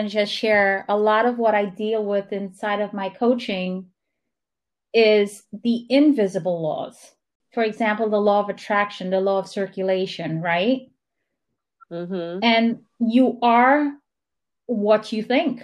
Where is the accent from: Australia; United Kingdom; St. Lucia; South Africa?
St. Lucia; I'm from St. Lucia